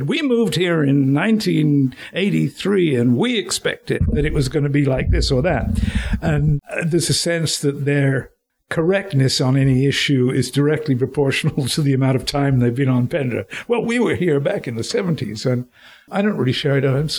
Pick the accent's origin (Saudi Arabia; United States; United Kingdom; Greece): United Kingdom; now in Montreal, Canada; And I'd moved to Montreal the end of 1970, beginning of 1971. And it's surprisingly difficult. I mean, I came from Britain, where we share a language, and I could speak French